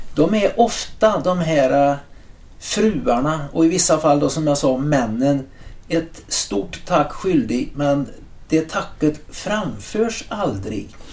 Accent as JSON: {"language": "Swedish", "town": "Trollhättan", "region": "Västra Götaland", "country": "Sweden", "tie": "born or raised there", "also_born_or_lived": "San Diego, United States", "moved": "as an adult", "said": "min hembygd"}